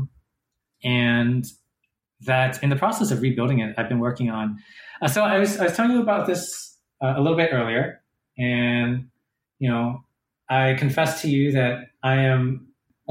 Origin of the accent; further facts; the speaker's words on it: Durham, North Carolina, United States; Durham, my hometown